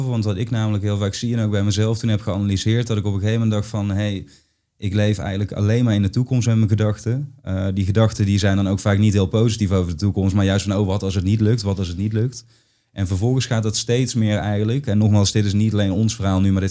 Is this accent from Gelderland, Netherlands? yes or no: no; Limburg, Netherlands; eh, en de mensen denken nu vaak dat ik uit Brabant kom terwijl ik uit Limburg